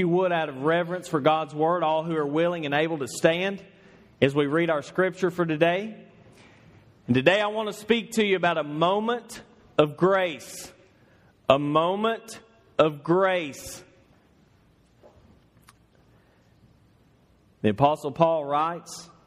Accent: Northeast Georgia, United States; moved away as an adult; now in Louisville, United States; I'm from Northeast Georgia.

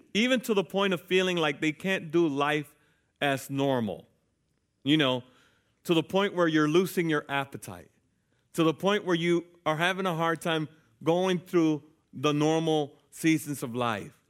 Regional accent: United States; as American citizens

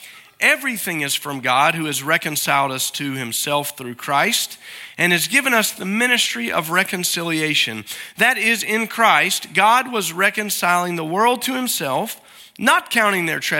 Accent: Alabama, United States; born there; Now, where I'm from is important. I guess my birth certificate says that I was born in Alabama. I don't claim it too often unless you really bear down on me about that.

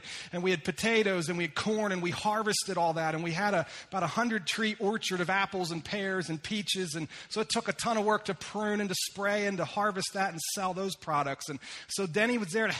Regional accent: Lititz, Pennsylvania, United States; also born or lived in upstate New York; I was born and raised in Lititz, Pennsylvania

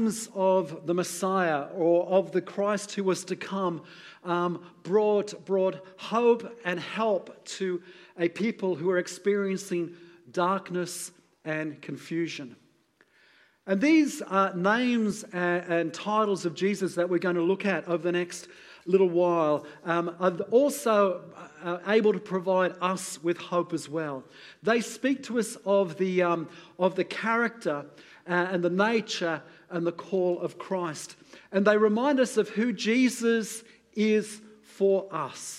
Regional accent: United Kingdom; being British

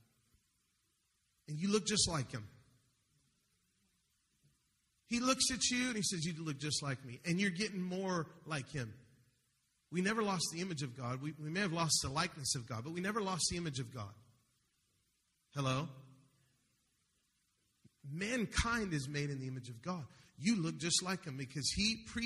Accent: Denver, Colorado, United States; I'm the one from Denver

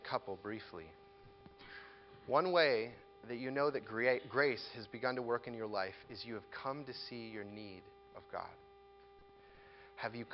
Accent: United States

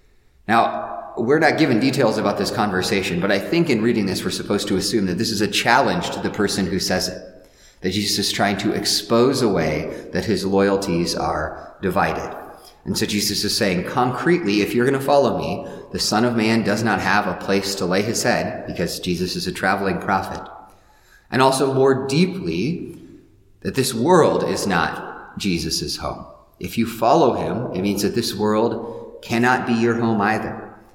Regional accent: Midwest, United States; I'm a Midwesterner because I'm not, you know, one of those coastal people or a Southerner.

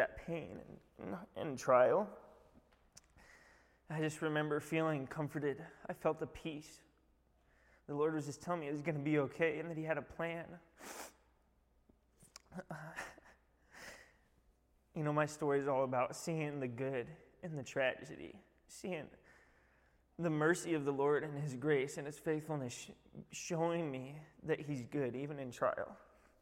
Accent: Alaska, United States; also born or lived in Toppenish, Washington; I grew up going to a Christian school in town here, Cook Inlet Academy

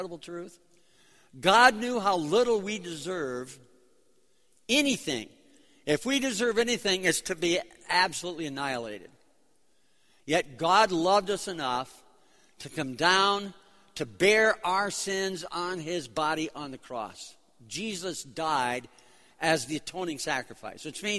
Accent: Chicago, Illinois, United States; also born or lived in New York City; I'm from Chicago. We're here for 2 weeks from Chicago.

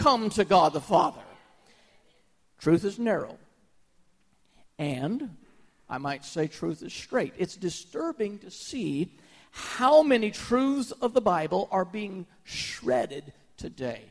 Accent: United States; as an American

